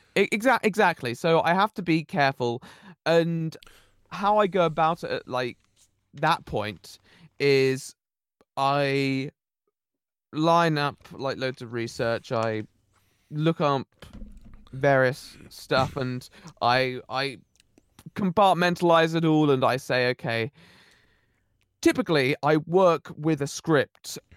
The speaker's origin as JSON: {"language": "English", "area": "Somerset", "region": "South West England", "country": "United Kingdom", "tie": "born or raised there", "said": "I'm actually from the Southwest, uh, Somerset."}